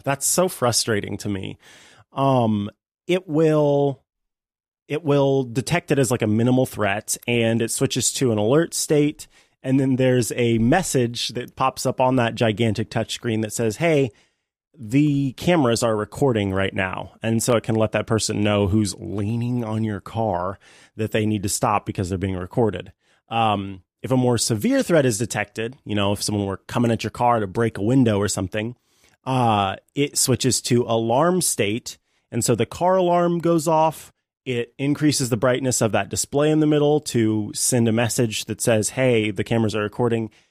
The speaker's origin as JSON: {"language": "English", "town": "St. Joseph", "region": "Missouri", "country": "United States", "tie": "born or raised there", "said": "in St. Joe, my hometown"}